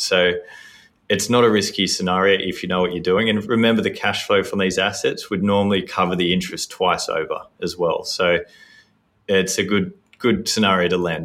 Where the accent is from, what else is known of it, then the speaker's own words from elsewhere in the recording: Sydney, New South Wales, Australia; born and raised in Sydney